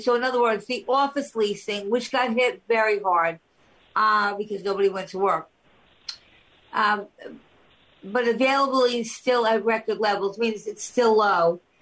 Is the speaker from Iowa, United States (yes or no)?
no; Long Island, New York, United States; now in New York City, United States; I grew up on Long Island